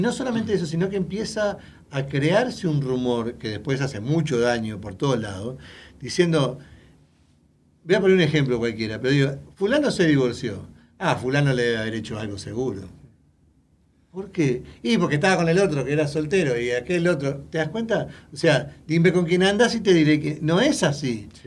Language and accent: Spanish; Uruguay; now in United States; Yo soy uruguayo